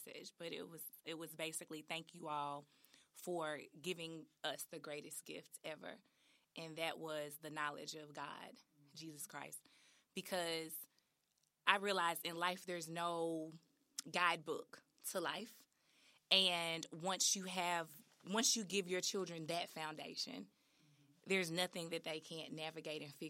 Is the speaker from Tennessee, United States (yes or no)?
yes; Memphis, Tennessee, United States; born or raised there